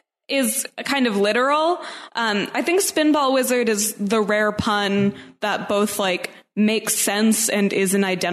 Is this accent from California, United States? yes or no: no; Pennsylvania, United States; moved away as an adult; now in Washington, D.C., United States; so I have to figure out how to switch my voter registration to my home state of Pennsylvania.